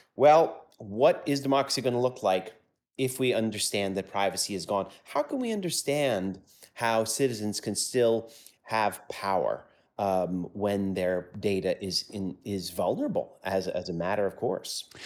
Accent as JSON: {"language": "English", "country": "United States", "tie": "born or raised there", "said": "I grew up in the States, in the United States"}